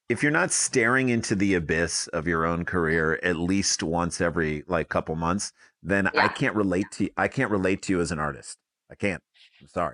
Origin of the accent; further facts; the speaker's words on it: St. Louis, Missouri, United States; growing up in St. Louis